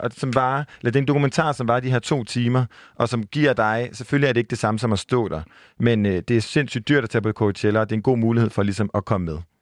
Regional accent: Jutland, Denmark; jeg var fra Jylland

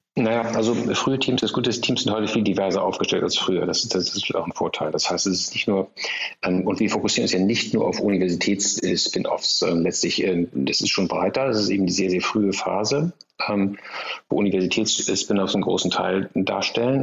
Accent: Germany; wir als Deutsche

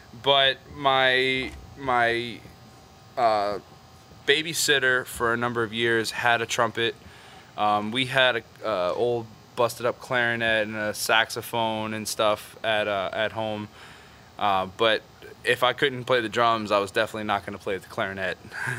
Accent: New Orleans, Louisiana, United States; I grew up here in New Orleans.

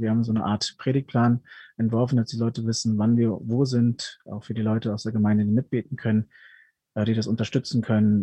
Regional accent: Ruhr area, North Rhine-Westphalia, Germany; also born or lived in Peru; now in Augsburg, Germany; bin mit fünf Jahren nach Deutschland gekommen und aufgewachsen dann im wunderschönen Ruhrgebiet

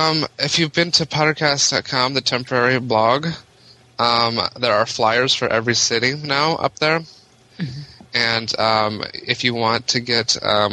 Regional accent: Ohio, United States; I'm from Ohio

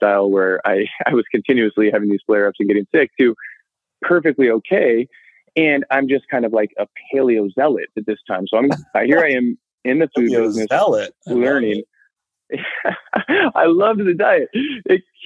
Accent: Sacramento, California, United States; also born or lived in San Diego; I grew up in Sacramento, ended up going to school down in San Diego

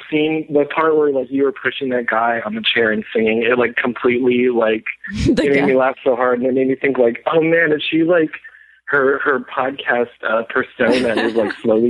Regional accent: Oahu, Hawaii, United States; I'm from Oahu, mm-hmm, and my family has a huge watercress farm there

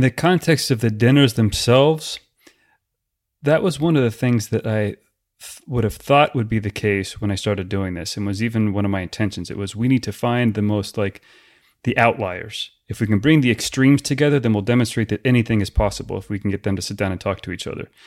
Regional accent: United States

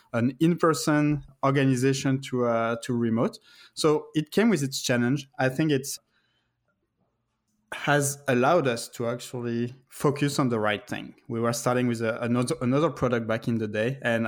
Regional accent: France; moved away as an adult; also born or lived in Paris; now in United States; I'm originally from France. I actually moved in the US in 2011.

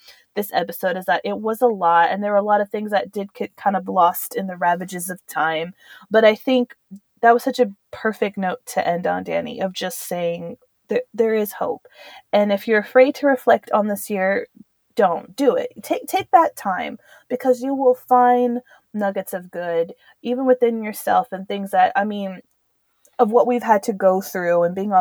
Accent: Southwest, United States; moved away; also born or lived in Europe; growing up in the Southwest

